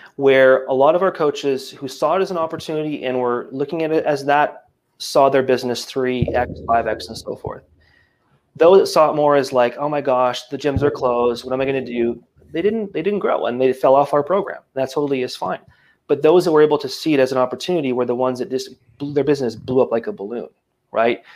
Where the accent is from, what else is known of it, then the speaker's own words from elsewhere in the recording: Acadia Valley, Alberta, Canada; moved away as an adult; now in Quebec, Canada; I grew up um, in a town of 100 people in the middle of absolutely nowhere uh, in small town Alberta called Acadia Valley